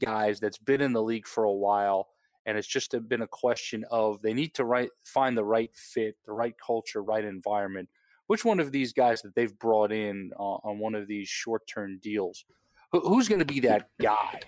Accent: New York, United States; growing up in New York

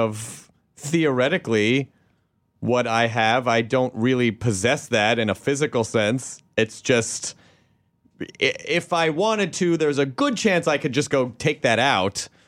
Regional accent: Memphis, Tennessee, United States; also born or lived in Kentucky; I was born in Kentucky and I grew up in Memphis

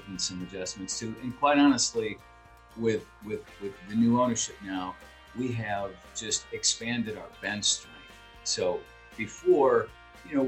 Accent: Iowa, United States; moved away as an adult; now in Delaware, United States; My wife and I were born and raised in Iowa

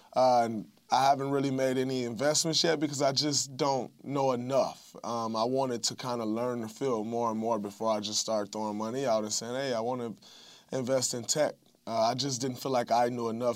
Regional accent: Saginaw, Michigan, United States; moved away; going back to my hometown of Saginaw

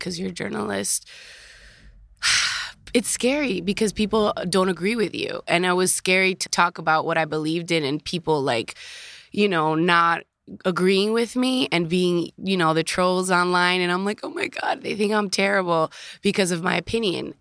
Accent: Dominican Republic; also born or lived in Queens, New York, United States; now in United States; my mother had me in Queens, right? But then I moved to the Dominican Republic, and I was raised in a third world country. So I was raised in America and in Dominican Republic

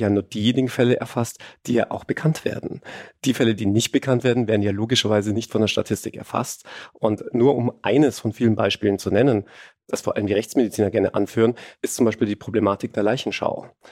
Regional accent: Germany; ich als Deutscher

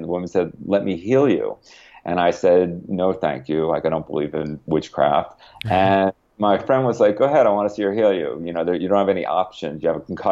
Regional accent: Connecticut, United States; I grew up in Connecticut near you

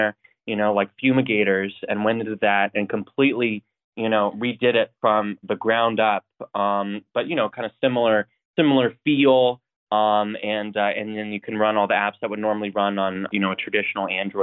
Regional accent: Coeur d'Alene, Idaho, United States; I grew up in Idaho, North Idaho, and Coeur d'Alene

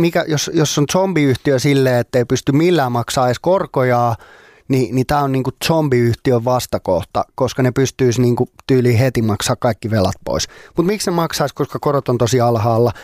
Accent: Finland; ei pääse siitä tälleen suomenruotsalaisena

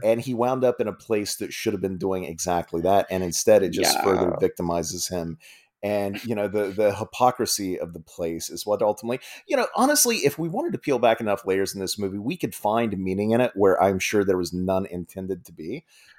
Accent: Franklin Furnace, Ohio, United States; A little place called Franklin Furnace.

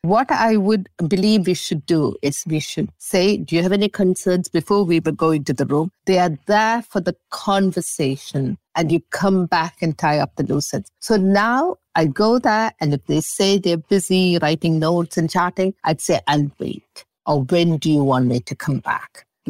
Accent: England, United Kingdom; moved away as an adult; now in Montreal, Canada; And I came from England with 52 cases of old things. And if I stayed in Montreal, it was the thought of packing this up.

